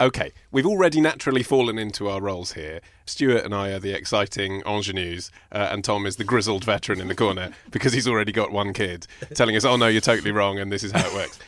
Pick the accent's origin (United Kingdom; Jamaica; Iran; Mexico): United Kingdom; Hertfordshire, East of England; I'm from Hertfordshire